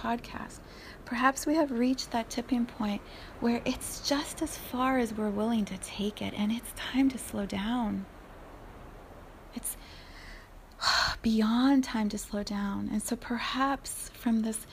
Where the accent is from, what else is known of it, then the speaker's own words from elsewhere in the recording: United States; as an American community